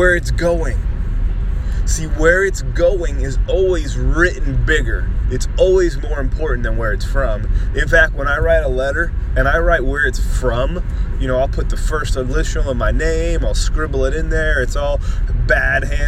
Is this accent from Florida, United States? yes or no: yes; Miami, Florida, United States; growing up in Miami